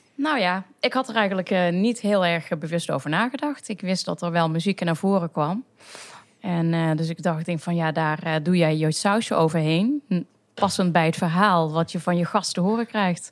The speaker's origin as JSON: {"language": "Dutch", "town": "Maastricht", "region": "Limburg", "country": "Netherlands", "tie": "born or raised there", "also_born_or_lived": "North Brabant / Utrecht", "said": "ik kom inderdaad uit Maastricht. Geboren en getogen"}